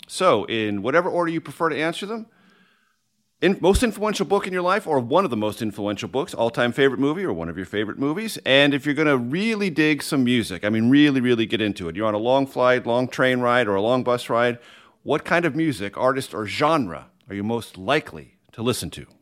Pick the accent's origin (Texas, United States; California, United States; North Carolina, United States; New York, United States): California, United States; San Diego; moved away; I grew up in San Diego, California